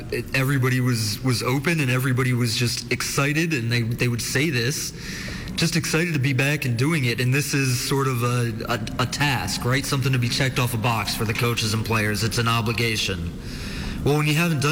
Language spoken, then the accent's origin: English; Washington, District of Columbia, United States; moved away as an adult; also born or lived in Cartersville, Georgia / Pocatello, Idaho; now in Missoula, United States; I grew up in Washington, D.C., went to college at the University of Montana in journalism school